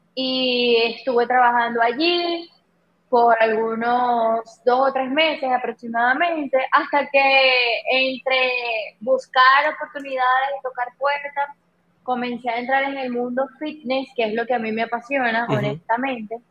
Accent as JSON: {"language": "Spanish", "country": "Venezuela", "moved": "as an adult", "lives_now": "Dominican Republic", "said": "yo soy venezolana, eh, tengo cinco años acá en la isla"}